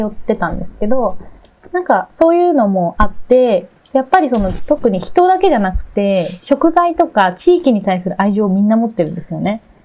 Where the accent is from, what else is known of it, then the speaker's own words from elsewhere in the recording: Miyagi, Japan; 私宮城県出身で、宮城県大好きだけど